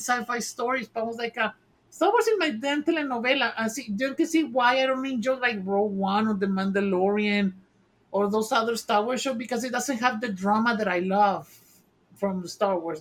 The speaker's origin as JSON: {"language": "English", "country": "Mexico", "tie": "born or raised there", "said": "I grew up watching telenovelas in Mexico"}